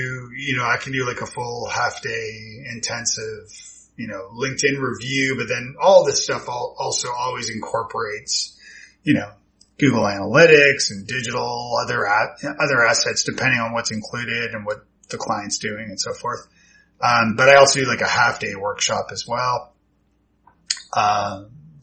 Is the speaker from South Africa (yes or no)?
no; Toronto, Ontario, Canada; moved away as an adult; also born or lived in Ireland / Scotland; now in Nashville, United States; I'm from, Toronto originally. So yeah, moved to Nashville in 07, I think it was.